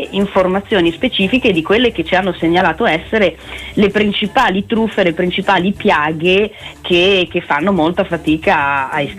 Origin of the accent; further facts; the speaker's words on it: Piedmont, Italy; E io piemontese